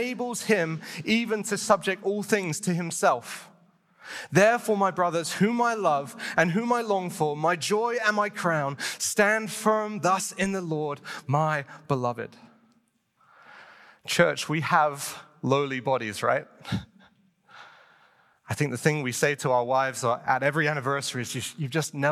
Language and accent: English; United Kingdom; moved away; I'm British.